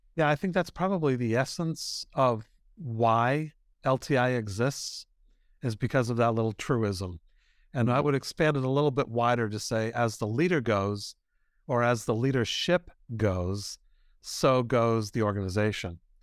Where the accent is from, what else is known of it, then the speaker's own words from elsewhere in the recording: Boston, Massachusetts, United States; I'm from Boston